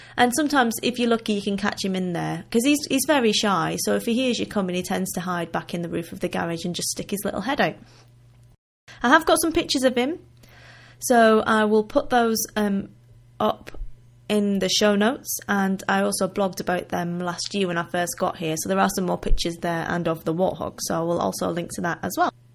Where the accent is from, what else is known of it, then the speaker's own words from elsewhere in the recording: Wigan, North West England, United Kingdom; accent: northern; now in Limpopo, South Africa; originally I am from the northwest of England, in a town called Wigan, which is in between Liverpool and Manchester. So I do still have a little bit of a northern accent